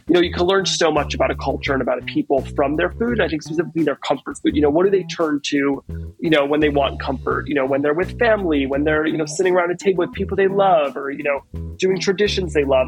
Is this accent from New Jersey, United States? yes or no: yes; Teaneck, New Jersey, United States; now in New York City, United States; I was born and raised in Teaneck, New Jersey, um, which is actually very close to Manhattan